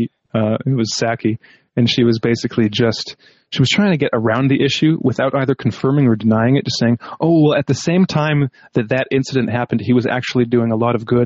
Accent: Canada; Because I'm Canadian, and recently, last weekend, I believe it was supposed to be, there was a Ukrainian classical pianist

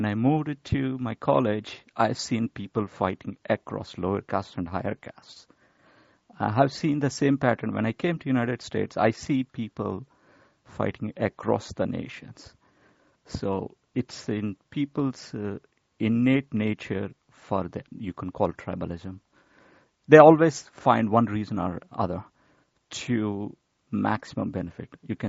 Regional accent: India; But since I was raised in India, where you see the identity all over the place, these identities are there for thousands of years.

